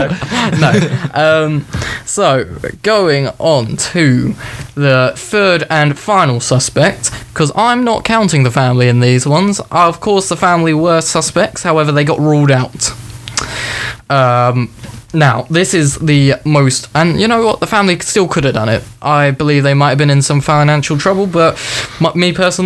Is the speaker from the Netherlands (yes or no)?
no; United Kingdom; We're just British